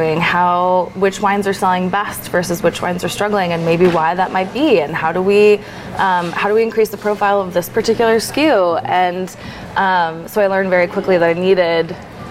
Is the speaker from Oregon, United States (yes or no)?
yes; Lake Oswego, Oregon, United States; I grew up in Oregon, in Lake Oswego, just a little bit south of Portland